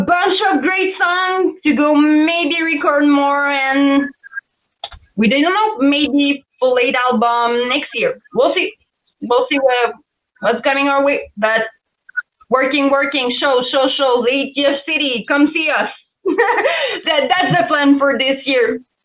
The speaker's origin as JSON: {"language": "English", "country": "Canada", "accent": "French Canadian", "second_language": "English", "said": "I'm a French Canadian for everybody that didn't know with my accent."}